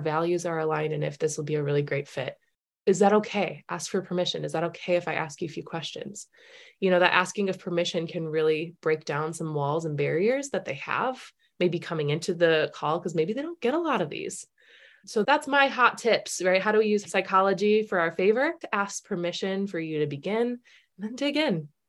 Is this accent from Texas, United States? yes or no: no; Minnesota, United States; we're Minnesotan, you know, we're Midwestern